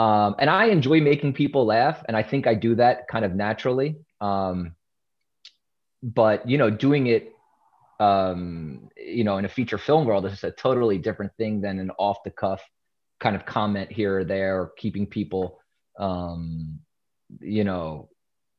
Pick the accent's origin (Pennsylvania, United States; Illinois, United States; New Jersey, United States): Pennsylvania, United States; Philadelphia; In West Philadelphia, born and raised